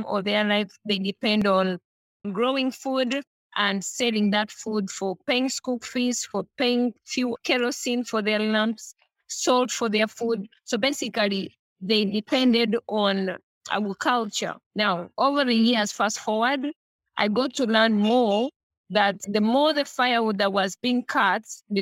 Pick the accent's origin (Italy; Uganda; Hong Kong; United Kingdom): Uganda; also born or lived in Kampala; Born and bred in Uganda, and I grew up in the rural part of Uganda